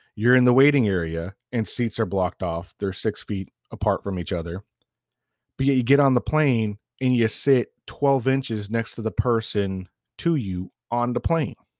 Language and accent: English; the South, United States; moved away; also born or lived in northern New York; I grew up in the South